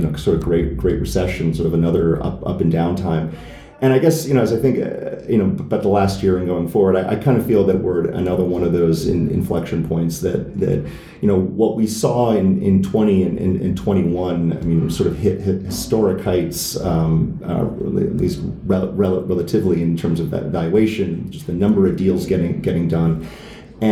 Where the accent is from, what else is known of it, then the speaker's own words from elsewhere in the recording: United States; as an American